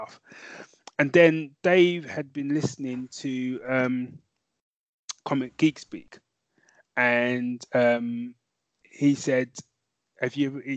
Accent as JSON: {"language": "English", "region": "London", "country": "United Kingdom", "tie": "born or raised there", "moved": "as an adult", "lives_now": "Northampton, United Kingdom", "said": "originally I'd born and raised in North London"}